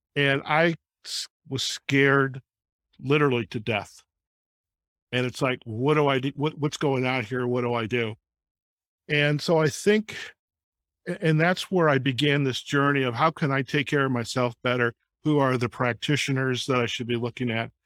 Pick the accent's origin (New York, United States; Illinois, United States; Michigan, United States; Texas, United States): Michigan, United States; Detroit; I grew up in Detroit